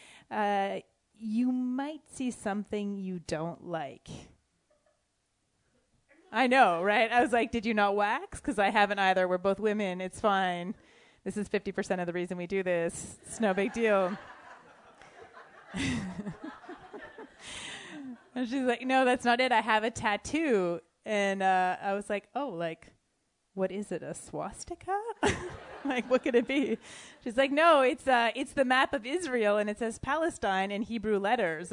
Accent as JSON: {"language": "English", "country": "Canada", "said": "I'm white. I'm from Canada."}